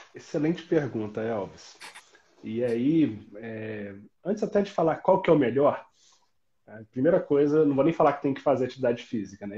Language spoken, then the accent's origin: Portuguese; Itajubá, Minas Gerais, Brazil; accent: mix of São João del Rei and Itajubá; now in Juiz de Fora, Brazil; por ser do sul de Minas, eu sou de Itajubá